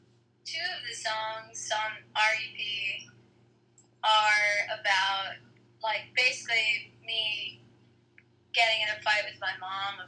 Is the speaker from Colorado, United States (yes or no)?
no; New York, United States; because I'm from New York